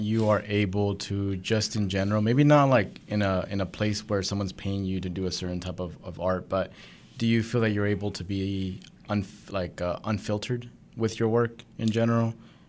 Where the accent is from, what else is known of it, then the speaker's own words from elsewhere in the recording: Arkansas, United States; They just think that because we're from Arkansas